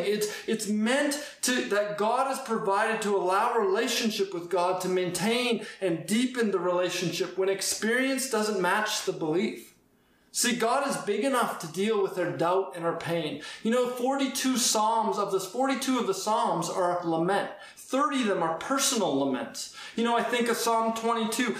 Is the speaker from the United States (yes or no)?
no; Edmonton, Alberta, Canada; I grew up in Edmonton